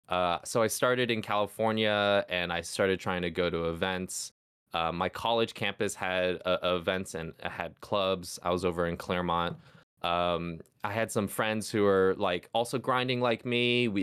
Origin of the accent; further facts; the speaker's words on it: Hong Kong; now in United States; Yeah, so, I mean, I grew up in Hong Kong, actually. So, was born in the States. I'm mixed.